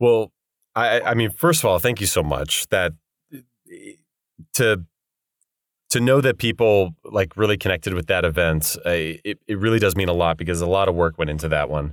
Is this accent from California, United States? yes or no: yes; Bay Area, Northern California, United States; now in Los Angeles, United States; I'm not from L A originally. I'm from Northern California, um, Bay Area specifically.